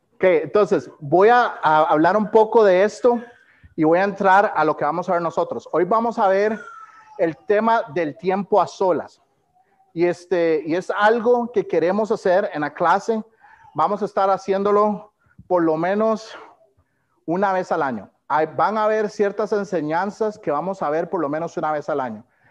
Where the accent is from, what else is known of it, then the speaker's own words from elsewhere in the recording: Costa Rica; moved away as an adult; nací y fui criado en Costa Rica